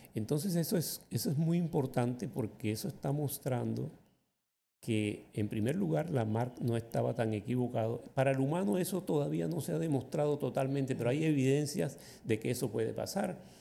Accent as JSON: {"language": "Spanish", "town": "Magangué", "region": "Bolívar", "country": "Colombia", "tie": "born or raised there", "also_born_or_lived": "San Marcos, Sucre", "said": "cuando tenía yo cerca de un año, mis padres se mudaron a Magangué, a la orilla del río Magdalena, y allí fue donde yo crecí. Realmente yo crecí fue en Magangué."}